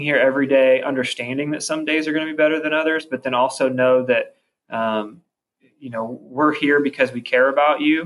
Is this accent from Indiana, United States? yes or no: yes; Columbus, Indiana, United States; growing up in Columbus, obviously I love Columbus